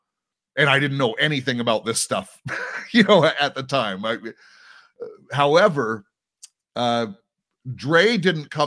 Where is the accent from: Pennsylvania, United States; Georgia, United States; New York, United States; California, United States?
California, United States; Anaheim; also born or lived in Compton, California; we moved out of Compton into Anaheim when I was kindergarten age